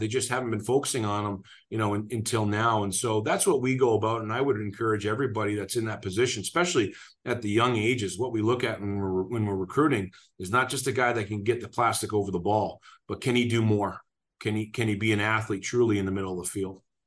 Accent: Burnaby, British Columbia, Canada; now in Denver, United States; grew up just outside of Vancouver, British Columbia, a town called Burnaby

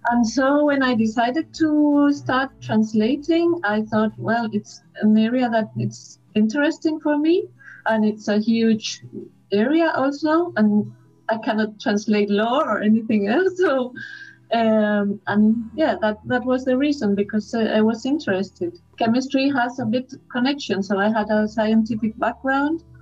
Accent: Madrid, Community of Madrid, Spain; English is a second language; I am from Madrid um, I work as a translator. I translate from German and English into Spanish.

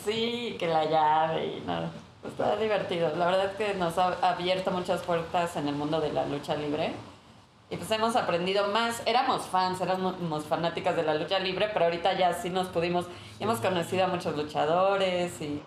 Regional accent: Chiapas, Mexico; yo soy de Chiapas, chiapaneco

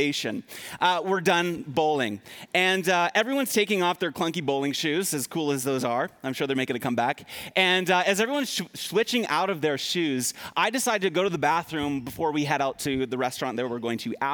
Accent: East Coast, United States; I grew up on the East Coast on an island, so I grew up, you know, as a kid on the beach a lot

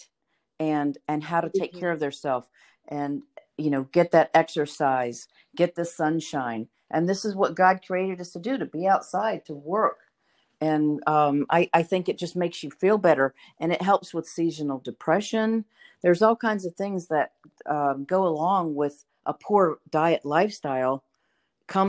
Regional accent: the South, United States; I grew up in the South too

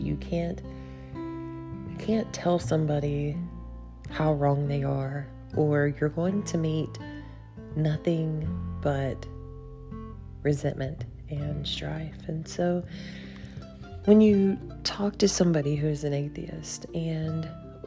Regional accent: Logan, West Virginia, United States; now in Beckley, United States; my hometown, where I was born and raised

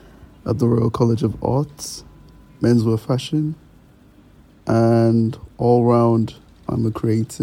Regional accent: Ireland; moved away as an adult; now in London, United Kingdom; I'm originally from Ireland. I've currently been living in London for the past 5 years.

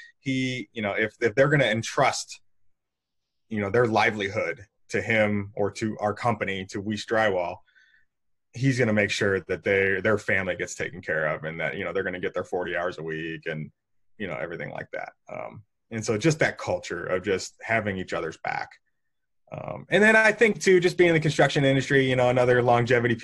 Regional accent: St. Louis, Missouri, United States; I've been born and raised in St. Louis and kind of never left, even for college.

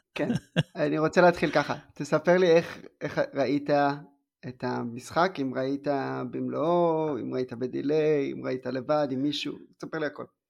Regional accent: southern Israel, Israel; אני בא מה, מהדרום

